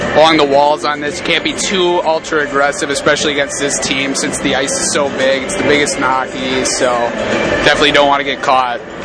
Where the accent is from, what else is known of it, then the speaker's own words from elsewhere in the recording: Muskego, Wisconsin, United States; moved away as an adult; I'm from Muskego, Wisconsin, which is about 20 minutes south of Milwaukee